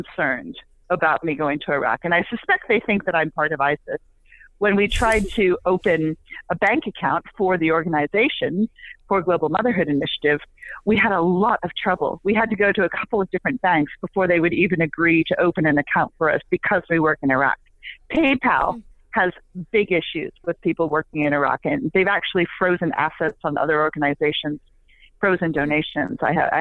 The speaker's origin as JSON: {"language": "English", "region": "England", "country": "United Kingdom", "moved": "yes", "said": "I'm from England originally, and my family isn't, well, my mother is in St. Louis."}